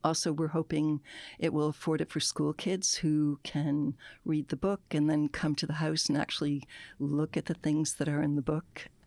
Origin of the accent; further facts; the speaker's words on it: United States; moved away as an adult; now in Nova Scotia, Canada; I grew up in the States. I didn't go to school here